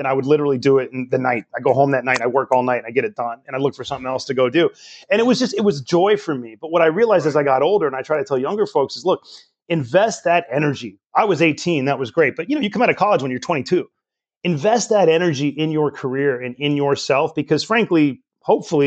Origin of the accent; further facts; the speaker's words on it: Richmond, California, United States; I grew up in Richmond here in the East Bay of California